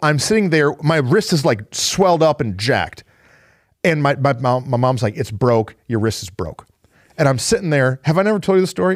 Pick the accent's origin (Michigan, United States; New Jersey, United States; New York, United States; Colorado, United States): Michigan, United States; I'm from Michigan